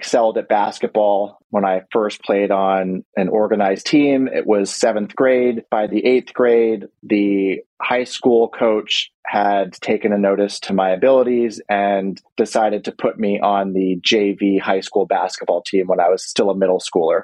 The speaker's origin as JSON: {"language": "English", "town": "Washington", "region": "District of Columbia", "country": "United States", "tie": "born or raised there", "said": "I was born and raised in Washington, D.C."}